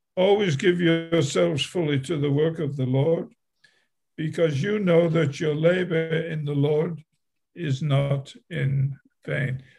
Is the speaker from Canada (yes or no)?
no; England, United Kingdom; moved away as an adult; also born or lived in Milwaukee, Wisconsin; I was I was born in England at a very early age